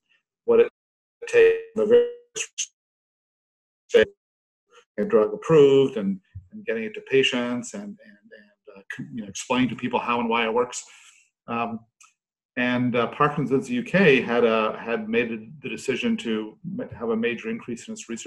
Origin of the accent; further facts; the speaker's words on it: Canada; now in United Kingdom; I'm a Canadian neuroscientist by background